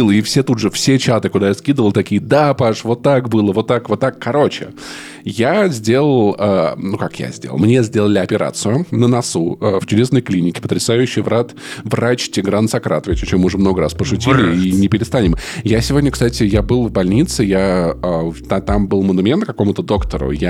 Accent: Voronezh, Voronezh Oblast, Russia; Я всегда отвечаю, типа, я вырос в Воронеже.

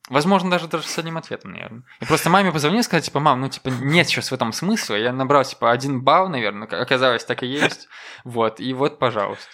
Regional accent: Koziki, Belarus; now in Minsk, Belarus; я на хуторе родился, там прям ну, буквально лес. И мне очень нравится мое детство просто

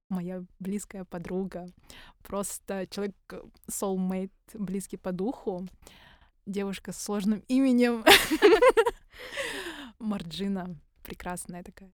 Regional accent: Karaganda, Karaganda Region, Kazakhstan; мы из Караганды обе

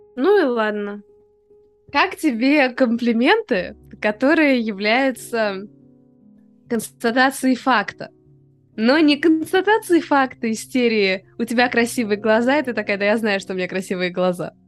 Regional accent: Moscow, Russia; мы из Москвы

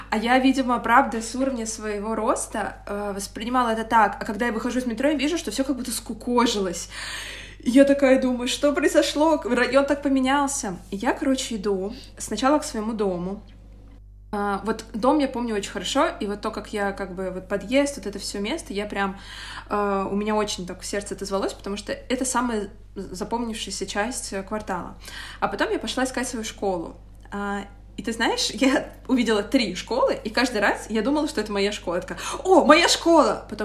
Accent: Moscow, Russia; Я из Москвы, из Москвы. И я росла вообще, даже мне кажется, в такой не до Москве, потому что я росла в Митино.

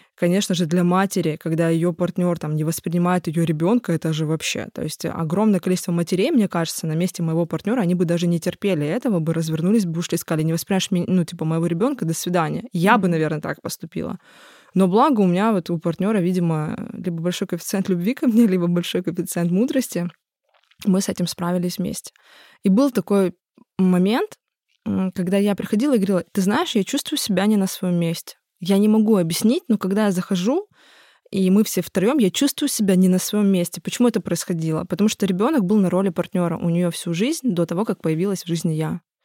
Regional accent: Tuapse, Krasnodar Krai, Russia; moved away as an adult; я очень люблю свой родной город

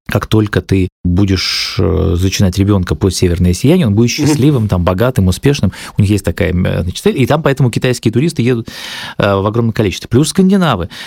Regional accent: Apatity, Murmansk Oblast, Russia; у моего родного города Апатиты

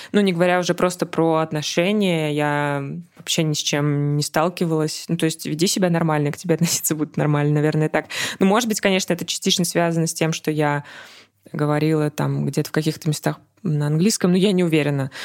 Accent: Russia; moved away; мы из России.

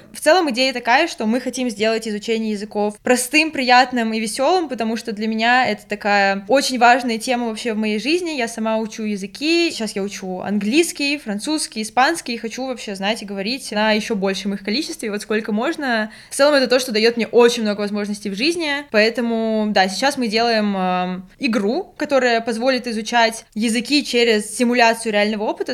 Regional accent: Nizhny Novgorod, Nizhny Novgorod Oblast, Russia; also born or lived in Moscow; я из Нижнего Новгорода

